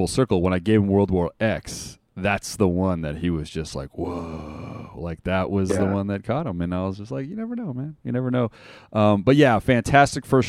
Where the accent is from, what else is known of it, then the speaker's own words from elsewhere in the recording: Las Vegas, Nevada, United States; I'm from Vegas